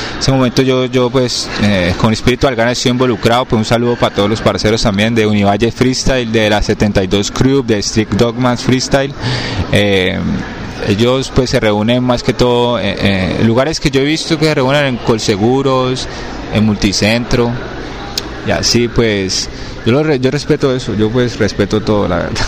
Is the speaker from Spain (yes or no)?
no; Cali, Valle del Cauca, Colombia; de donde soy de Cali, Colombia, soy colombiano